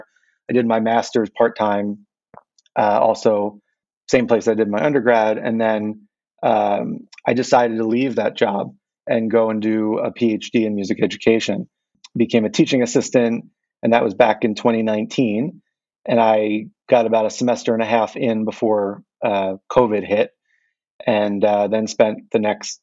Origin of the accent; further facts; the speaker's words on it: Philadelphia, Pennsylvania, United States; moved away as an adult; now in Japan; I was born and raised in Philadelphia and spent many years there and went to university there